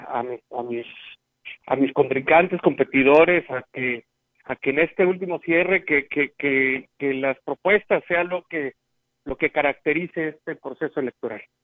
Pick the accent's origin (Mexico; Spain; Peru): Mexico; Huehuetlán, San Luis Potosí; mi pueblo